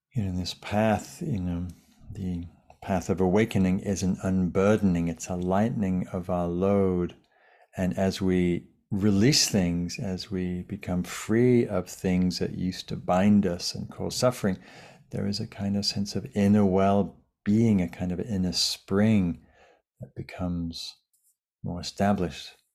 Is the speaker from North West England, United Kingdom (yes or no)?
yes; Lake District, North West England, United Kingdom; now in Sausalito, United States; in the fells of, of northern England where I grew up in the Lake District.